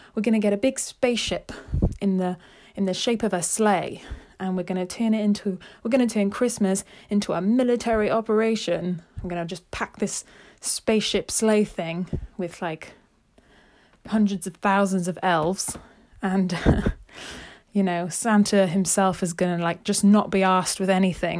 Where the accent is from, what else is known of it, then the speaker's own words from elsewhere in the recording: United Kingdom; as a Brit myself